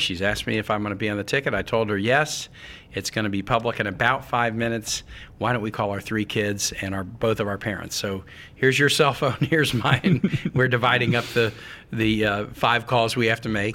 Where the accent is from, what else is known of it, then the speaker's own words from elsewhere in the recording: Midwest, United States; I'm a Midwesterner